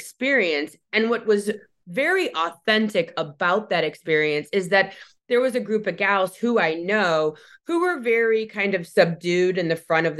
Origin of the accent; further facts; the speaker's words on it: Michigan, United States; my hometown where I live now